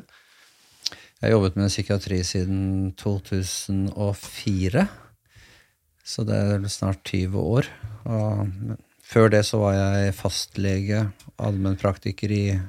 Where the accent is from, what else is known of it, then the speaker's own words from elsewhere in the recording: Askim, Østfold, Norway; da jeg vokste opp på den tiden jeg vokste opp Jeg kommer fra Askim